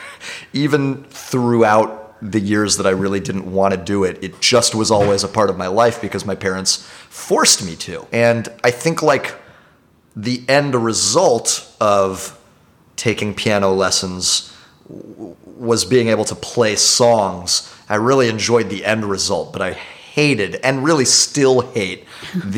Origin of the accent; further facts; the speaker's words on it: Dallas, Texas, United States; moved away as an adult; also born or lived in Englewood, New Jersey / Paris; now in New York, United States; Spent most of my childhood in Dallas